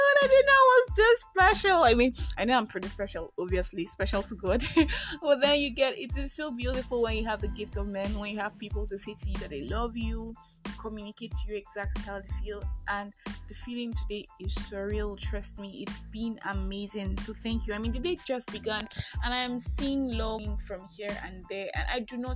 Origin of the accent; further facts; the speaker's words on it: Nigeria; I am that Nigerian Christian talkaholic